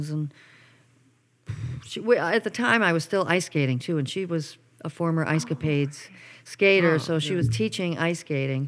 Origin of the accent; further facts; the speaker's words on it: hometown with the Roberson Center, New York, United States; moved away as an adult; going to Roberson Center in my hometown